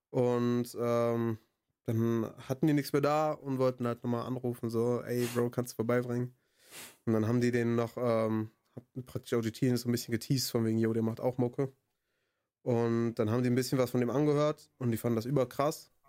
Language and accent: German; Bonn, North Rhine-Westphalia, Germany; Also ich identifiziere mich schon als Bonner, aber nicht nur als Bonner.